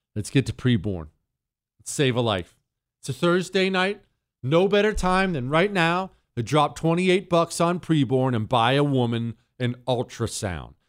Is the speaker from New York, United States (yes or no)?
no; Bozeman, Montana, United States; now in Texas, United States; I grew up in Bozeman, Montana. That's my area.